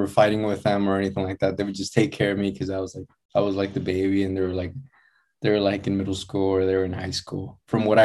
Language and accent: English; United States; I was born here in the States. My parents got here in 1988. I was born in 1989.